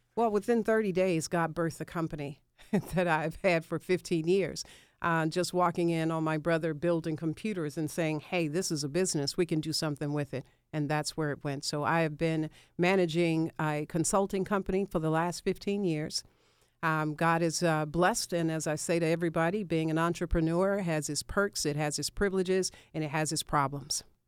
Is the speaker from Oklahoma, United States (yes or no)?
no; Memphis, Tennessee, United States; moved away as an adult; now in Atlanta, United States; I left my hometown of Memphis